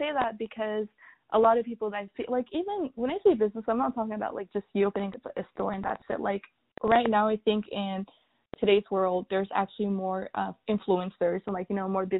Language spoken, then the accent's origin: English; Sudan; And I was raised in Sudan. I was raised with more natural ingredients and products.